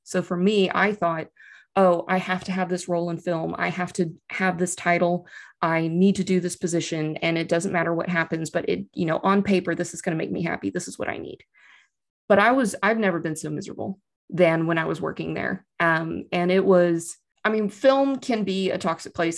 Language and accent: English; Austin, Texas, United States; moved away as an adult; now in Wellington, New Zealand; I'm from Texas originally, I'm from, but I like to point out I'm from Austin, Texas.